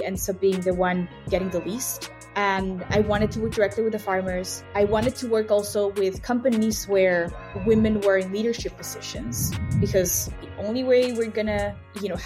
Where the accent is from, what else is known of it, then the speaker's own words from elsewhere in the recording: Mexico City, Mexico; first language Spanish; English is a second language; moved away as an adult; also born or lived in Wilmington, Delaware; now in Chicago, United States; I grew up in Mexico City